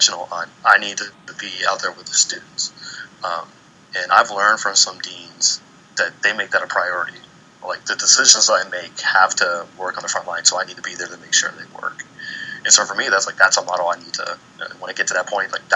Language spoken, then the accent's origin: English; Maryland, United States; moved away as an adult; also born or lived in Iowa / Oakland, California; originally from Maryland